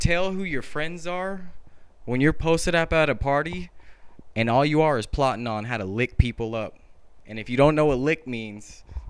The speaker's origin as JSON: {"language": "English", "region": "California", "country": "United States", "tie": "born or raised there", "said": "growing up in California"}